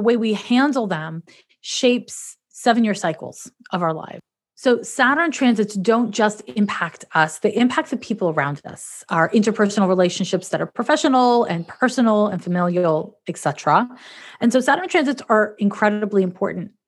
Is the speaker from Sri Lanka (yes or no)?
no; Montreal, Quebec, Canada; moved away as an adult; now in San Francisco, United States; I'm from Montreal, Quebec, Canada.